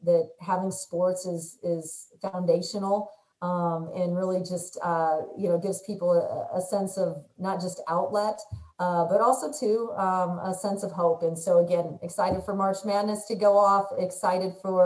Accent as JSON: {"language": "English", "region": "Indiana", "country": "United States", "moved": "yes", "said": "we're originally from Indiana, so we still have a pretty strong alliance as Hoosiers"}